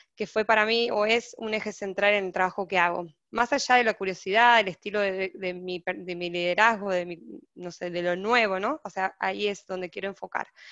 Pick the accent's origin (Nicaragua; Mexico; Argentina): Argentina; moved away as an adult; now in Brazil; soy argentina, estoy en Brasil, viviendo hace ocho meses